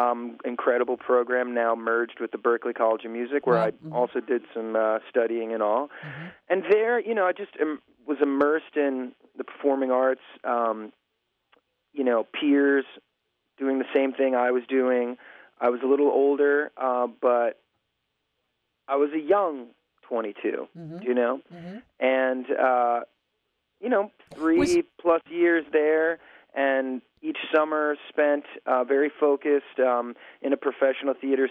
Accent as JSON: {"language": "English", "region": "New York", "country": "United States", "said": "I was from New York."}